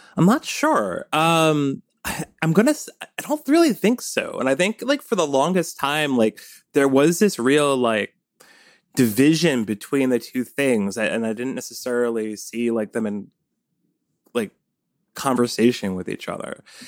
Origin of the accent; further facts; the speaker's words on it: Cold Spring, New York, United States; I grew up in the Hudson Valley